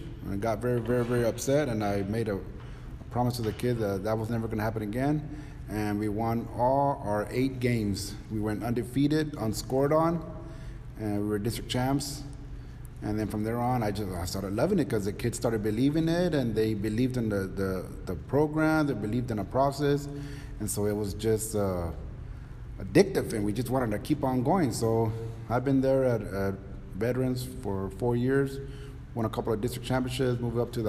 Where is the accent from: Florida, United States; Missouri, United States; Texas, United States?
Texas, United States; Donna; also born or lived in Chicago; Came down here about second, third grade, and I was raised here in Donna. I graduated from Donna High School, 1993